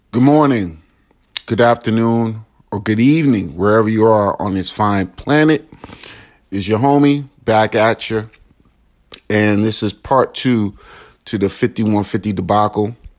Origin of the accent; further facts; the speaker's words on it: Chicago, Illinois, United States; moved away; Chicago, my hometown